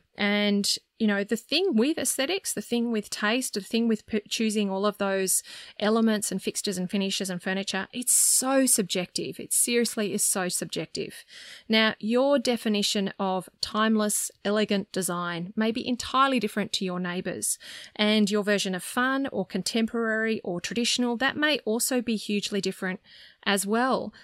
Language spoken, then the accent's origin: English; Sydney, New South Wales, Australia; I grew up in Sydney